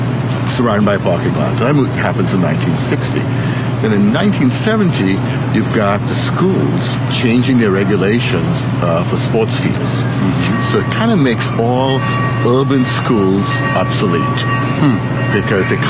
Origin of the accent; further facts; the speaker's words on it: Mumbai, Maharashtra, India; moved away; also born or lived in Washington; I grew up in Bombay.